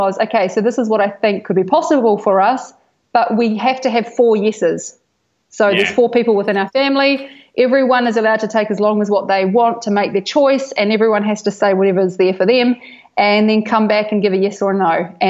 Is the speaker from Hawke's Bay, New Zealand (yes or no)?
yes; Hawke's Bay, New Zealand; now in Bali, Indonesia; Hawke's Bay, which is North Island, East Coast.